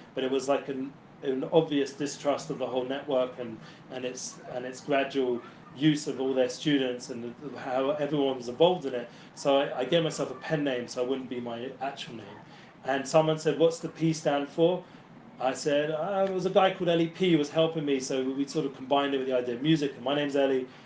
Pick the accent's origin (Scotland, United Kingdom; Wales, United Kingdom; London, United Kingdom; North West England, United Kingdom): London, United Kingdom; moved away as an adult; now in Israel; I come originally from London, North London. West London